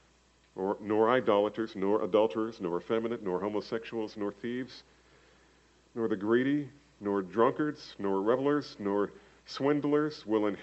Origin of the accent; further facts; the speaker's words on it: New Jersey, United States; New Jersey, go figure, my home state